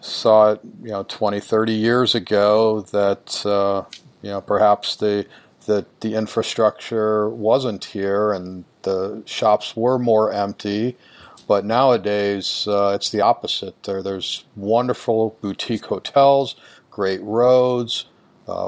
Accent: Chicago, Illinois, United States; I'm from Chicago

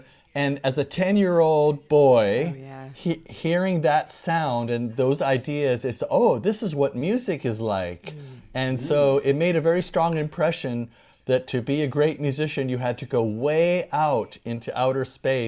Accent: New York City, New York, United States; I was born in New York and all my family members are from Brooklyn and the Bronx.

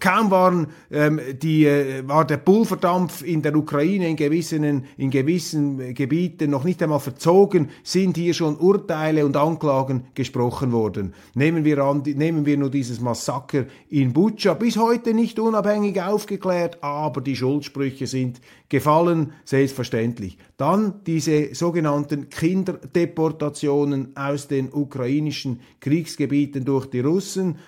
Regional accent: Switzerland; als Schweizer

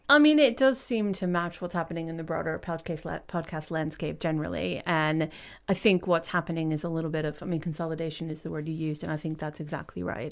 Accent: United States; moved away as an adult; now in United Kingdom; as an American

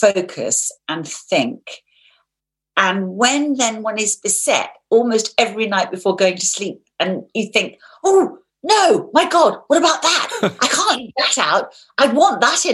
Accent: London, United Kingdom; I was born in the middle of London. I grew up in London.

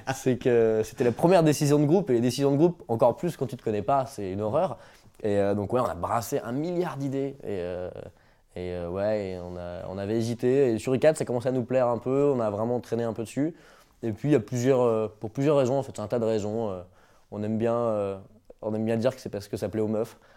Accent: Brittany, France; je suis breton

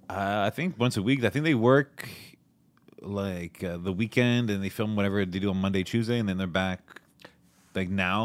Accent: Montreal, Quebec, Canada; also born or lived in Toronto; I'm from Montreal.

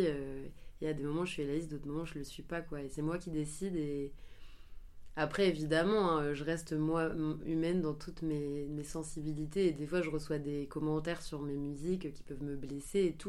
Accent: Angers, Pays de la Loire, France; Je suis originaire d'Angers

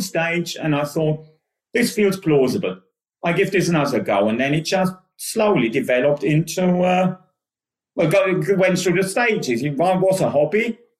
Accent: Germany; English is a second language; moved away as an adult; now in United Kingdom; I always worked in sports back home, and the company I was working for back home was about to go under

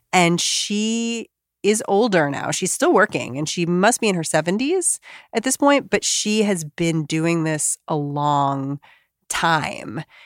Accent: Bethesda, Maryland, United States; I'm in Bethesda. I'm not from D C.

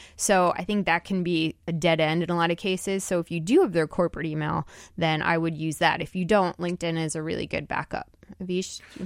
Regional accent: New Jersey, United States; I grew up in New Jersey

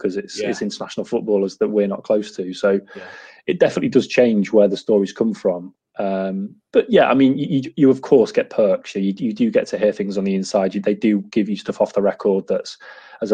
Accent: Lincoln, East Midlands, United Kingdom; moved away as an adult; also born or lived in Doncaster; now in Devon, United Kingdom; I grew up in Lincoln

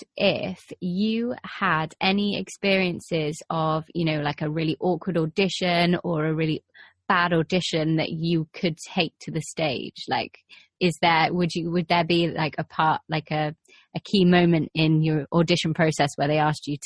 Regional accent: England, United Kingdom; being English

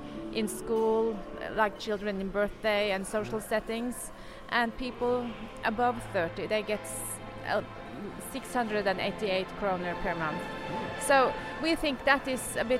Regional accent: Norway; I'm from Norway.

